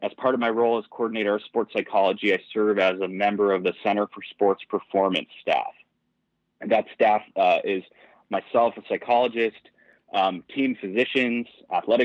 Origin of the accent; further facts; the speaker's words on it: Southern California, United States; moved away; I am originally from Southern California, pretty competitive volleyball player. I won a state championship in high school.